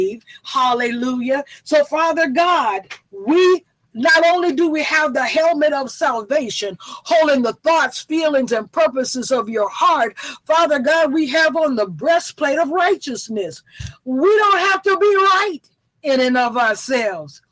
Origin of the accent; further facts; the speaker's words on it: the South, United States; I'm from the South